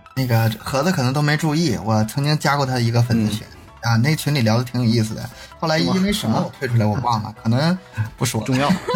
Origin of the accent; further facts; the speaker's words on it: Northeast China, China; 因为我也是东北人， 我普通话也不好